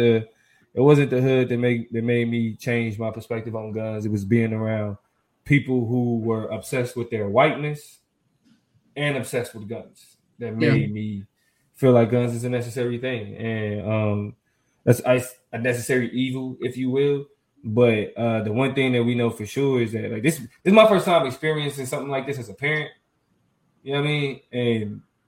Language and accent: English; Kansas, United States; Yeah, I was born and raised in Kansas.